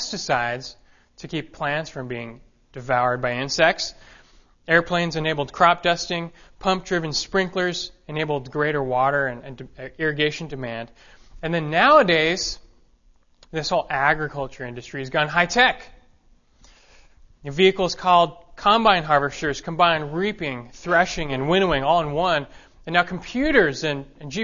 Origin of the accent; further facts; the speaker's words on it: Los Angeles, California, United States; moved away; I was raised in Los Angeles